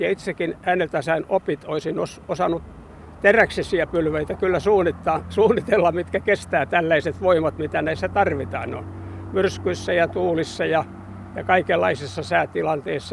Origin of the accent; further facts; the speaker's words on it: Hamina, Kymenlaakso, Finland; now in Kuusankoski, Finland; me olen nuoruuteni asunut Haminassa